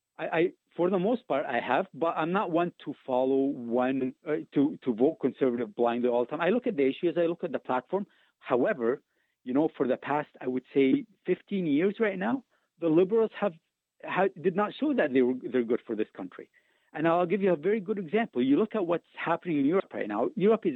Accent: Egypt; now in Canada; I immigrated from Egypt.

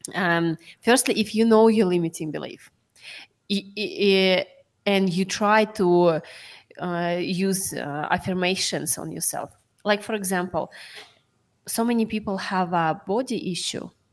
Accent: Sakhalin Oblast, Russia; moved away; I was born in Sakhalin

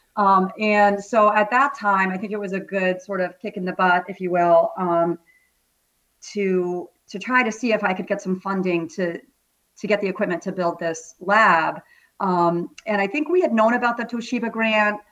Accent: Vermont, United States; moved away as an adult; also born or lived in Acton, Massachusetts; I'm a native New Englander, born and raised in Vermont

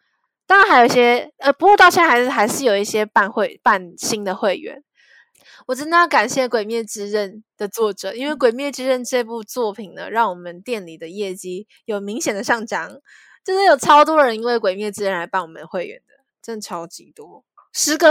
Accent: Zhongli, Taoyuan, Taiwan; 因为我在桃园，我我是桃园人，我算中坜人，反正我在桃园那边的。

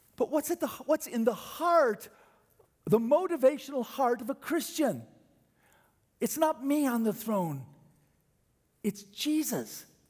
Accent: United States

